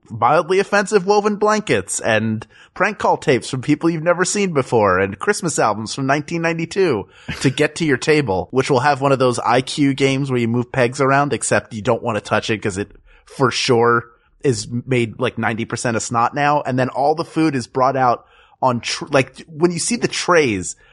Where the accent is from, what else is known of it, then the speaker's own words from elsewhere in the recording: Pennsylvania, United States; And Heinz is uh, based in my home state of Pennsylvania.